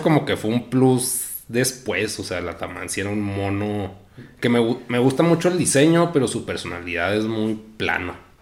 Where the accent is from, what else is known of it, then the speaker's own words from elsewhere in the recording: Mexico; nací en México